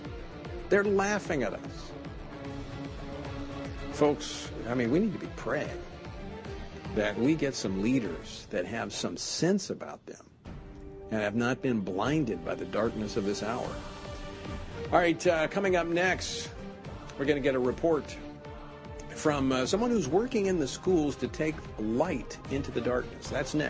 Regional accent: Louisiana, United States; Louisiana, my home state.

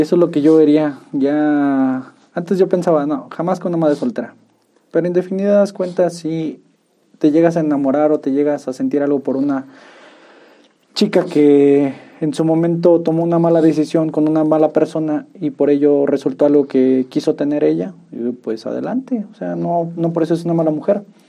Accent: Tolimán, Querétaro, Mexico; yo soy de Tolimán

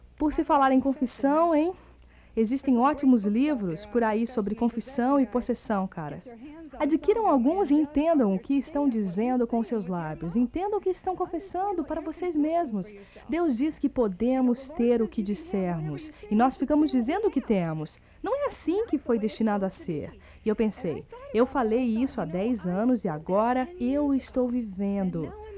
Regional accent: Kenosha, Wisconsin, United States; now in Florida, United States; eu sou de Kenosha, Wisconsin

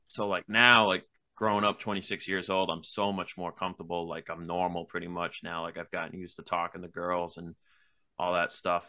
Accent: Mattapoisett, Massachusetts, United States; also born or lived in Wareham, Massachusetts / New Bedford area, Massachusetts; I was born in Wareham, Massachusetts, and then I was raised a couple towns over in Mattapoisett, um, where I spent pretty much most of my life

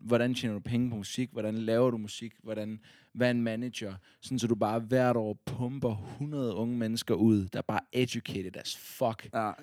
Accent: Odense, Southern Denmark, Denmark; Fordi jeg er fra Odense.

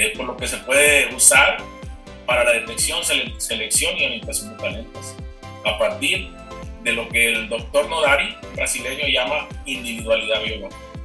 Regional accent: Culiacán, Sinaloa, Mexico; moved away as an adult; now in Chihuahua, Mexico; regresarme entonces a, mi tierra, a Culiacán

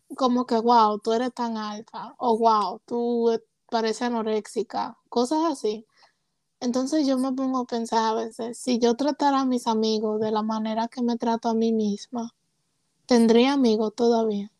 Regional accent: Puerto Rico; also born or lived in Rhode Island; now in Georgia, United States; soy de padre dominicano, nací en Rhode Island, crecí en Puerto Rico, ahora vivo en Georgia

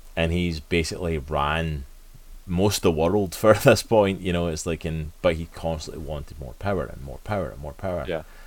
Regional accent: Scotland, United Kingdom; I am from Scotland

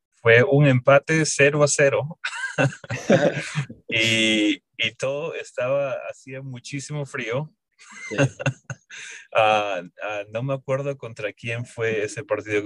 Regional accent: Peru; now in Columbus, United States; yo soy originalmente de Perú. Vine acá a Estados Unidos en el 2004 y empecé, me mudé aquí a Colombo en el 2005 para estudiar

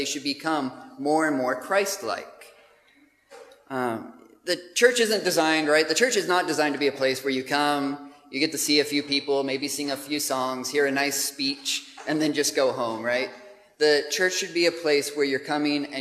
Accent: United States; moved away as an adult; now in Gravesend, United Kingdom; as you can tell from my accent, we have not come from some other part of the UK, but we are from the States originally. But we've been living in the UK for about 3 years now

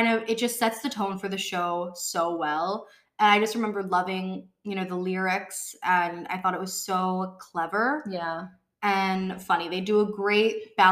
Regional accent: Chicago, Illinois, United States; I'm from Chicago, but, you know, Illinois, I went to a school in the middle of nowhere, Illinois

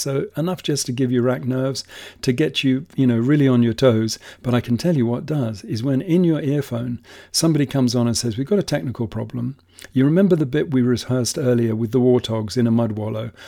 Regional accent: England, United Kingdom; moved away as an adult; also born or lived in Masai Mara, Kenya; now in Kenya; as a kid growing up in England

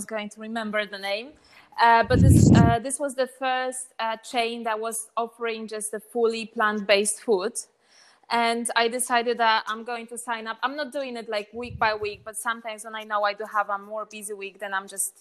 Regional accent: Poland; moved away as an adult; now in Krakow, Poland; parents are living in my hometown. It's got around 50,000 people. It's 1 hour and a half away from Krakow.

